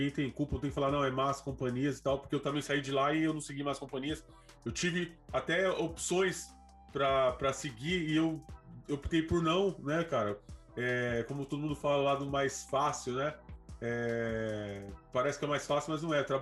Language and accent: Portuguese; São Paulo, Brazil; moved away as an adult; now in Praia Grande, Brazil; periferia é meu, a minha morada, mano. É onde eu cresci, né? Eu, eu moro até hoje. Né? Tô, por mais que eu moro, agora estou morando na Praia Grande, mas eu estou sempre na, na cidade de Tiradentes, São Paulo, né? Zona Leste.